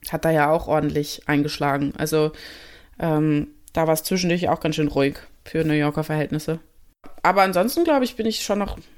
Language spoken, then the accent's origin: German; Germany; so ich bin Deutsche, kann ich auch nichts ändern, mein Akzent ist da, sorry.